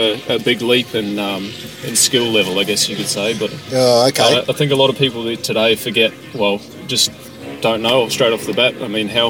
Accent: South Africa; also born or lived in New Zealand; No, I'm actually South African.

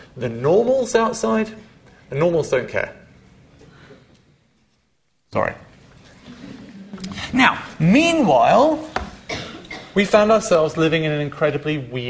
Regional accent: Leicester, East Midlands, United Kingdom; When I was growing up in Leicester, which is in the middle of England, when I was 18 in 1994, you can do the maths

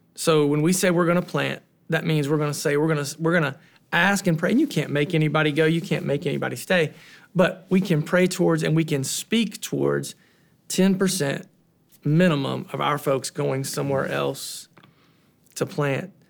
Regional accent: Southern Ohio, United States; now in Columbus, United States; I'm from Southern Ohio, which is about two and a half hours south of there

